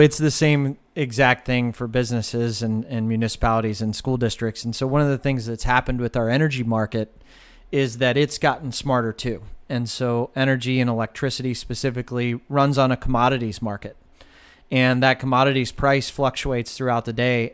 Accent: Westfield Center, Ohio, United States; I grew up in a town of 900 people. And so Westfield Center is not just my hometown, it is my family.

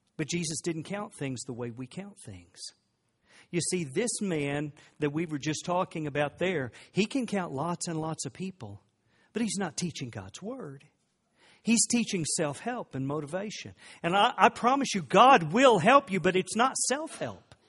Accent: Oklahoma, United States; I grew up in Oklahoma

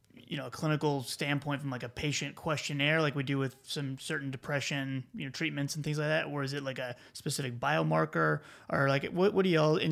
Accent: South Carolina, United States; you hear me say y'all, I'm from South Carolina.

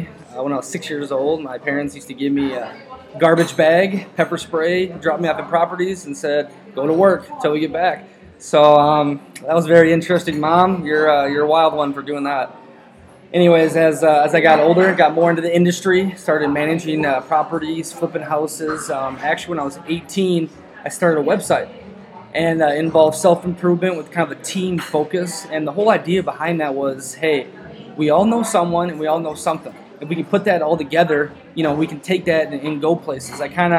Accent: Minnesota, United States; So I grew up in Minnesota, Twin City area.

